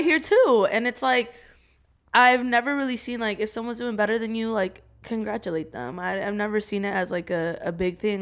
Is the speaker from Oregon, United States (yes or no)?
yes; Salem, Oregon, United States; I'm from, I'm from Salem, Oregon.